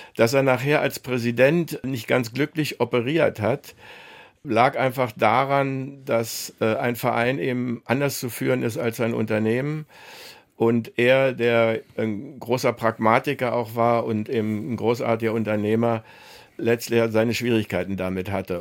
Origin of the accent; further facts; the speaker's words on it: Berlin, Germany; moved away; also born or lived in Braunschweig / America; nach Berlin, meine alte Heimat